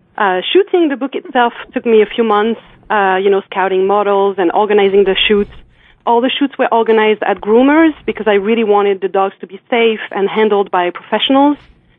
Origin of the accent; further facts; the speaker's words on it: France; I'm from France.